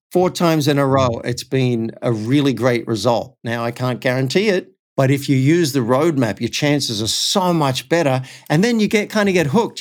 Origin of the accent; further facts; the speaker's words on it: Cessnock, New South Wales, Australia; moved away; I actually went back to my hometown of Cessnock